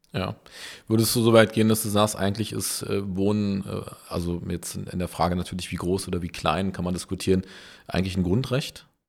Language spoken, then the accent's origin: German; Berlin, Germany; ich bin ja in Berlin geboren